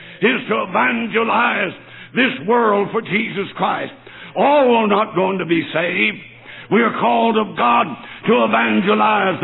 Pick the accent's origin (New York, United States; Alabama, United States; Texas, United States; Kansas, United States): Alabama, United States; North; moved away as an adult; also born or lived in New Orleans, Louisiana / Tennessee / Ohio; now in Michigan, United States; I was raised on a little farm down North Alabama. I was born in New Orleans, Louisiana, and I was raised in Alabama.